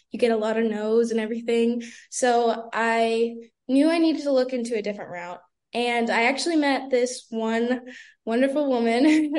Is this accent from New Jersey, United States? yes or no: no; Brandon, Florida, United States; I'm originally from Brandon, Florida